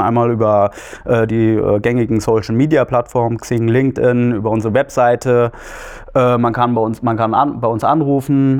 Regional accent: Marburg-Biedenkopf district, Hesse, Germany; also born or lived in Hannover; Ich bin in Hannover geboren, bin aber hier im äh, Landkreis marburg bienkopf aufgewachsen

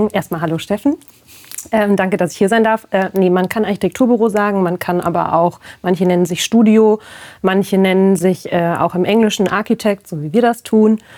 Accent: Ebsdorfer Grund, Hesse, Germany; also born or lived in Darmstadt / Aachen; Ich komme ursprünglich ähm, aus der Region Marburg, genauer gesagt aus dem Ebsdorfer Grund.

